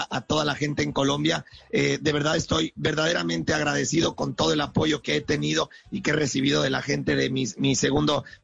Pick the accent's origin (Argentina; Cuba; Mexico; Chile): Mexico; born there; yo soy mexicano de nacimiento, pero colombiano de corazón.